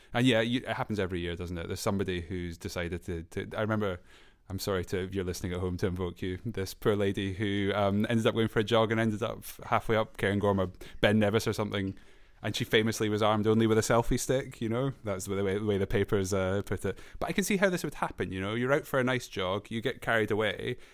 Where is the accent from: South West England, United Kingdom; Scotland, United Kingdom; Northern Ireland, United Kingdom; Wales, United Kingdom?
Scotland, United Kingdom; I'm from Scotland